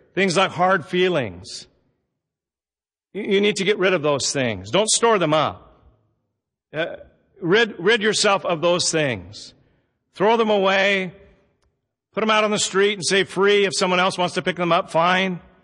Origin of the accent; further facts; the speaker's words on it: Southern Oregon, United States; also born or lived in Roseburg; Growing up in Southern Oregon, we, it's an agricultural area